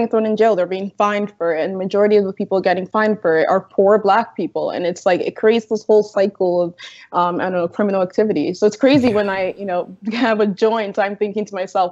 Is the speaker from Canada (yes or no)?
yes; Toronto, Ontario, Canada; I grew up in Jane and Finch, which is basically a south side of Chicago light.